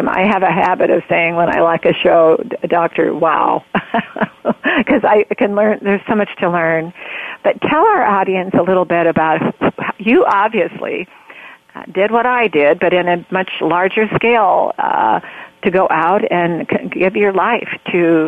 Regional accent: Oregon, United States; I grew up in Oregon

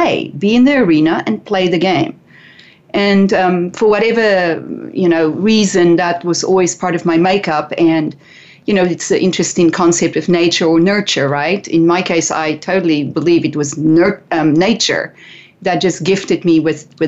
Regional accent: South Africa; growing up in South Africa, boarding schools were not for the rich and wealthy.

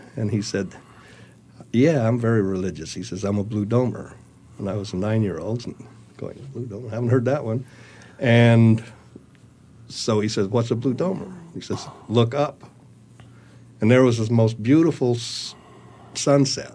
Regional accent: Utah, United States; moved away; also born or lived in San Francisco; I was born in Utah, a very small town, and uh, grew up in a very small town

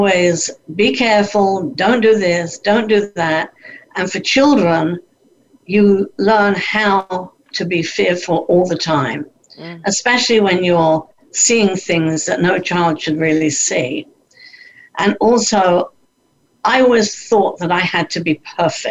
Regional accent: London, United Kingdom; moved away as an adult; also born or lived in Vancouver, Canada; I did get a job working in the West End of London, which is where I lived

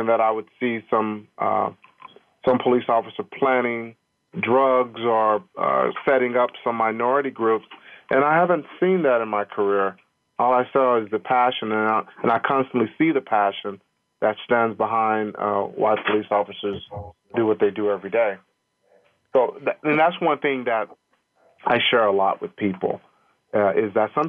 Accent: Longview, Texas, United States; moved away; I'm actually from Longview, Texas, which is a small East Texas town

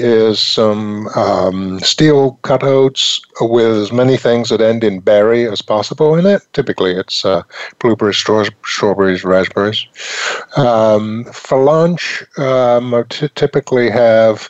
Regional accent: England, United Kingdom; moved away; I was raised in England

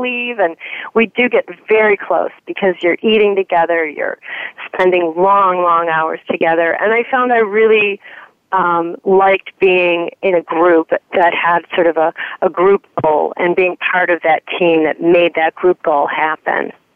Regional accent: Chicago, Illinois, United States; I'm from the North Shore of Chicago

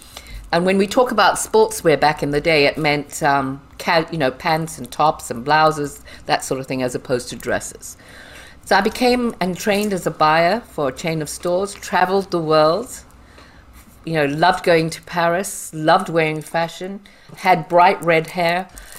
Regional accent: Harare, Zimbabwe; born there; I'm dark, and I was born in Harare, Zimbabwe.

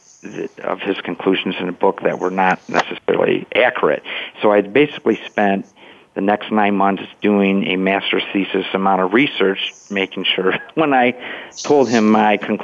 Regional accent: Monroe, Michigan, United States; a 19-year-old resident of Monroe, Michigan, my hometown

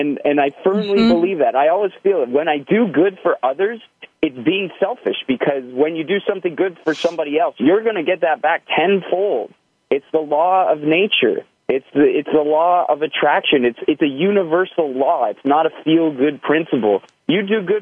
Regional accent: just outside of Toronto, Ontario, Canada; I'm from Canada, just outside of Toronto

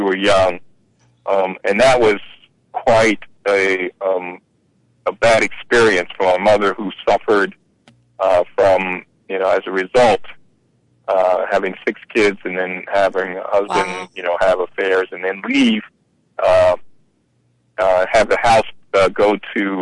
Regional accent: Philadelphia, Pennsylvania, United States; I grew up in Philadelphia, Pennsylvania

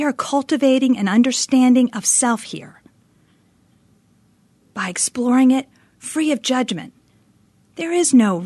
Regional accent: Northeast, United States; now in Phoenix, United States; my hometown back in the frigid Northeast

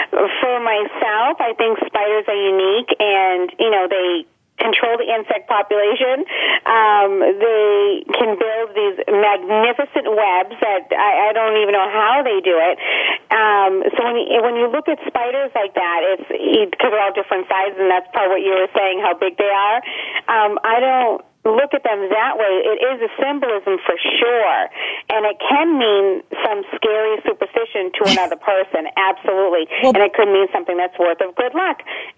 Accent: Lawrence, Massachusetts, United States; I grew up in Lawrence, Mass

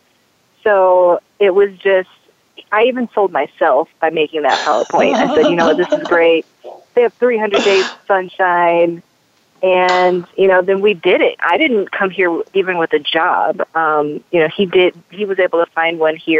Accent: Michigan, United States; moved away as an adult; now in Denver, United States; I moved to Colorado from my home state of Michigan a few years ago

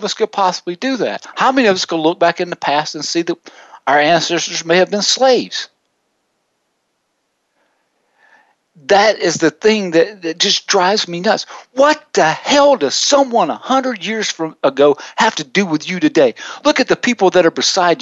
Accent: the South, United States; I grew up in the South.

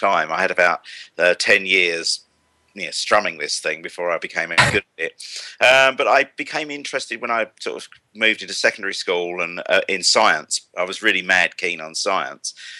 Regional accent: Kent, South East England, United Kingdom; accent: estuary; I'm from Kent, actually, but I've frequently been confused with having an estuary accent

